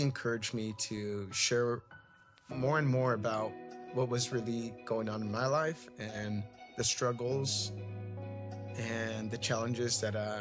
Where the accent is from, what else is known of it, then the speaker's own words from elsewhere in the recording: Fillmore, California, United States; I was born and raised in Fillmore